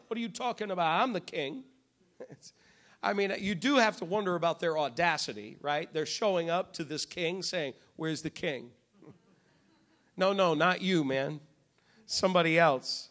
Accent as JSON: {"language": "English", "region": "New England", "country": "United States", "said": "I'm from New England"}